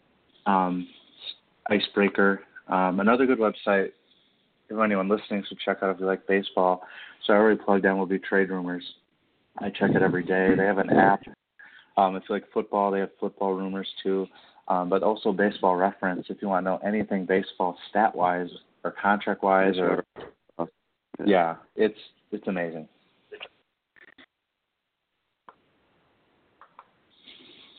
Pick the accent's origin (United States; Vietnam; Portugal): United States; Kansas City; I am from Kansas City, so I do like some Royals